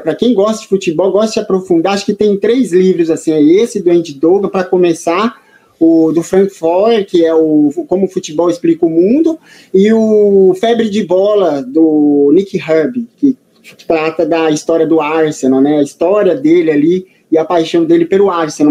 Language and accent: Portuguese; São Paulo, Brazil; aqui na cidade de São Paulo, né? Sou paulistano